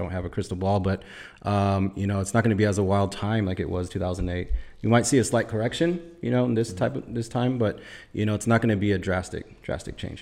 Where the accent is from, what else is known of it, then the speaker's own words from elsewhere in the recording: Orange County, California, United States; I was actually born and raised out here in Orange County